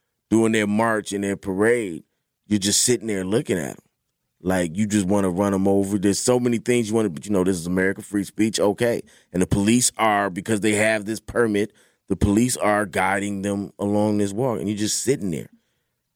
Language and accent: English; Milwaukee, Wisconsin, United States; also born or lived in Florida; I'm from Milwaukee